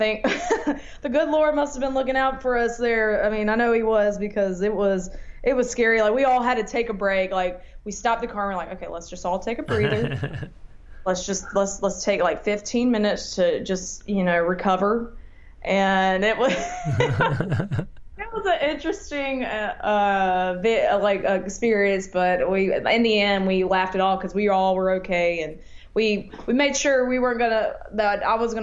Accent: Montgomery, Alabama, United States; also born or lived in Georgia / Nashville, Tennessee; So I was born in Georgia, but when my parents moved when I was 6 months old to Montgomery, Alabama, and I grew up there.

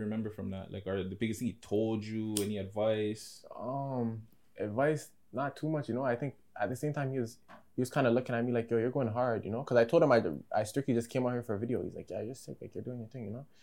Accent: Ajax, Ontario, Canada; I live in the 905, the East. I live in Durham

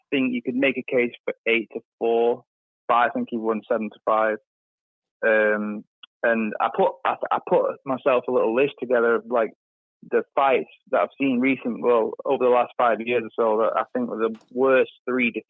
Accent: England, United Kingdom; I'm from England

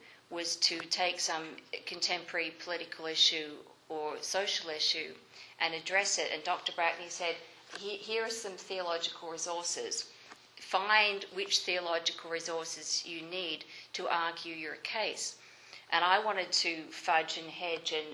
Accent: Melbourne, Victoria, Australia; now in Canada; the church that I grew up in Melbourne, Australia

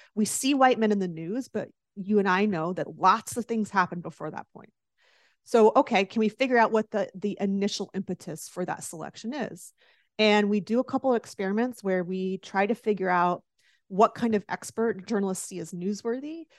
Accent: the South, United States; I grew up in the South, and as you well know, football is close to religion in the South

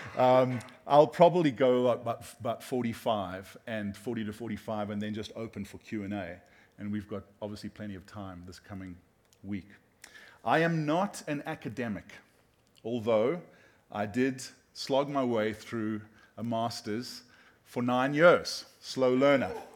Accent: South Africa; moved away; we're from South Africa

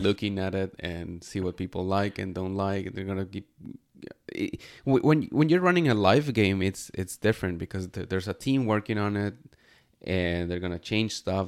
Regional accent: Mexico; moved away as an adult; now in Canada; I'm Mexican

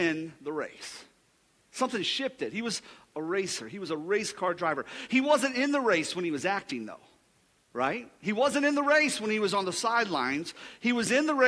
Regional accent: Mansfield, Ohio, United States; I grew up in Mansfield, Ohio

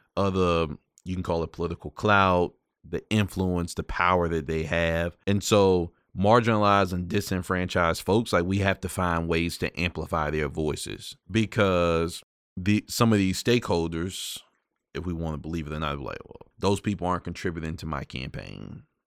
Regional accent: Prince Edward County, Virginia, United States; growing up in a community that still has this ugly scar from massive resistance and segregated public schools. So, for those of y'all don't know, I'm from Prince Edward County

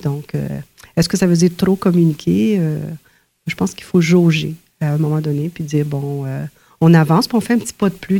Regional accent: Ontario, Canada; quand on est euh, francophone, on est franco-ontarien, francophone dans une, une masse majoritaire.

